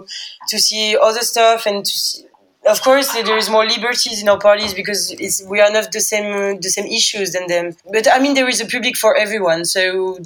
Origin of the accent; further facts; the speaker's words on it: Lyon, Auvergne-Rhône-Alpes, France; English is a second language; now in Paris, France; I'm from Lyon, and I arrived, in fact, in Paris when Concrete starts